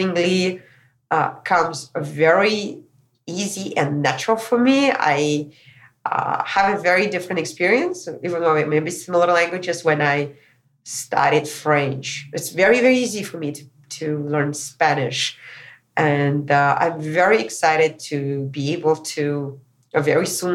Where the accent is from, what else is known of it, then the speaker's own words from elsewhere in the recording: Moscow, Russia; moved away; also born or lived in California; back to my hometown, Moscow, Russia.